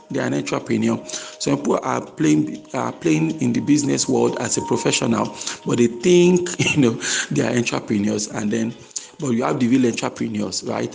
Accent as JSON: {"language": "English", "country": "Nigeria", "said": "my home country, Nigeria"}